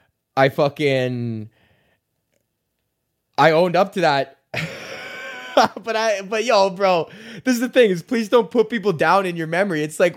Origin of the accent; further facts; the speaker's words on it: Edmonton, Alberta, Canada; I lived in a neighborhood called Highlands, which is the neighborhood next to Beverly